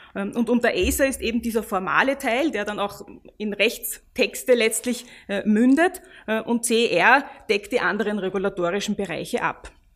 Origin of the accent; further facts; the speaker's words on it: Austria; wir als Österreicher